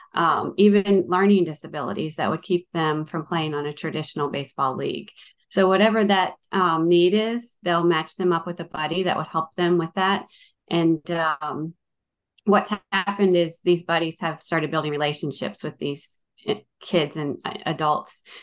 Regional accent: Northern Virginia, United States; moved away as an adult; now in Watkinsville, United States; I'm from Northern Virginia. I grew up in Northern Virginia

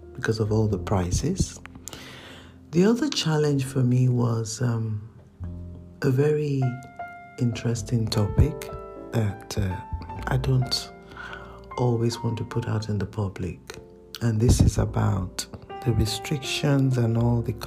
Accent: Nigeria; now in United Kingdom; I am a Nigerian and the first living child in the family

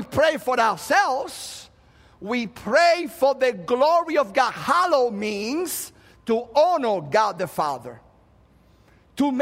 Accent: Cuba; moved away; I happen to be a Christian that happens to be Cuban

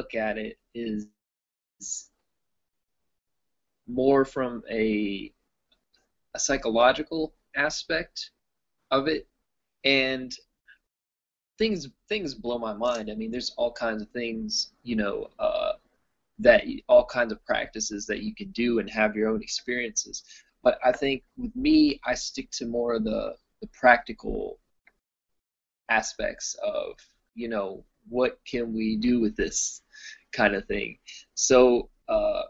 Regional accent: Austin, Texas, United States; I'm from Austin, Texas. That's where I stay

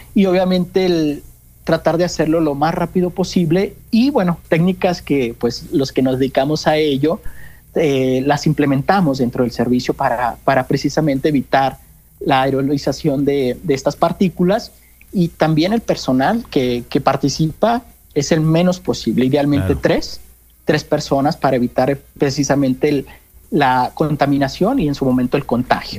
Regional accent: Sinaloa, Mexico; moved away as an adult; also born or lived in Sonora; now in Mexico City, Mexico; soy originario de Sinaloa

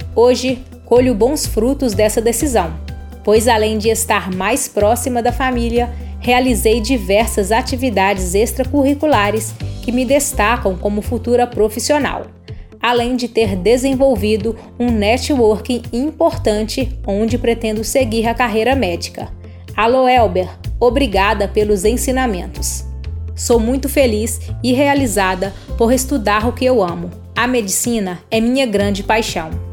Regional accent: Araçuaí, Minas Gerais, Brazil; also born or lived in Belo Horizonte; Sou natural de Araçuaí, Minas Gerais, e me mudei para BH em 2009

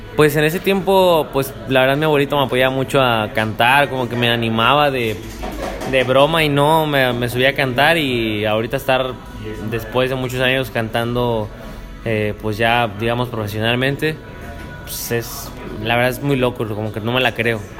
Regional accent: Cuautla, Morelos, Mexico; also born or lived in Yautepec, Morelos; yo crecí en Cuautla, Morelos

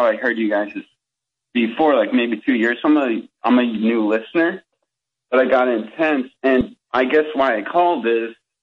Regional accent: St. Louis, Missouri, United States; now in Detroit, United States; I was born in St. Louis

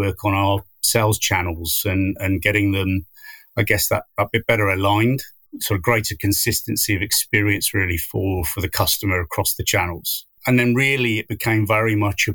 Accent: West Country, South West England, United Kingdom; moved away as an adult; now in Cornwall, United Kingdom; I am from the West Countries, and it's not as if I've moved miles and miles.

